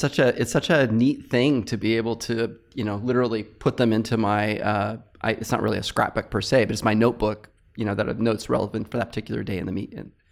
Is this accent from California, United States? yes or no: yes; Fresno, California, United States; also born or lived in Palo Alto; I relocated back to my hometown, uh, Fresno